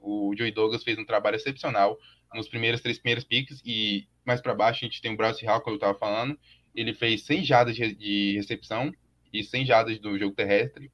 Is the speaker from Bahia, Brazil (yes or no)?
yes; Vitória da Conquista, Bahia, Brazil; eu sou do interior da Bahia, de História da Conquista